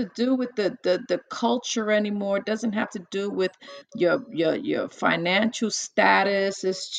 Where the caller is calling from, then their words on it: New Jersey, United States; I'm in New Jersey.